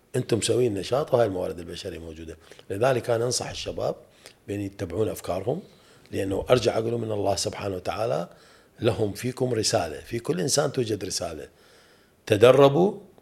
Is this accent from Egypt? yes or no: no; Iraq